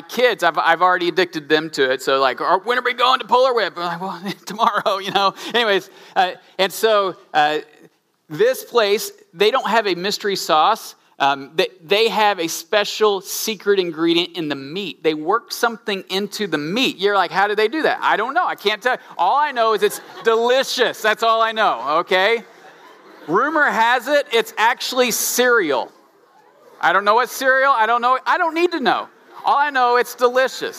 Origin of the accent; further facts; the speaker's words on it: Southern Illinois, United States; now in Charlottesville, United States; where I grew up in Southern Illinois